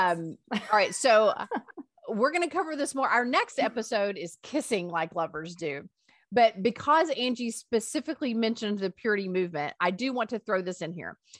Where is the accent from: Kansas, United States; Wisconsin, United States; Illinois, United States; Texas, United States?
Texas, United States; Greenville; I grew up in Greenville, Texas, and I went to high school